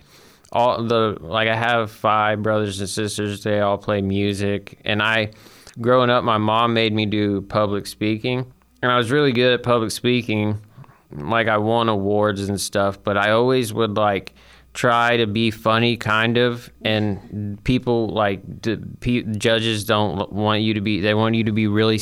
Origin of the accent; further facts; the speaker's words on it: Huntsville, Alabama, United States; also born or lived in Guntersville, Alabama; I grew up around Huntsville